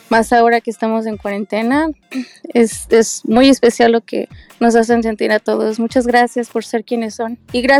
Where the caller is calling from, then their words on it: Guadalajara, Jalisco, Mexico; de Guadalajara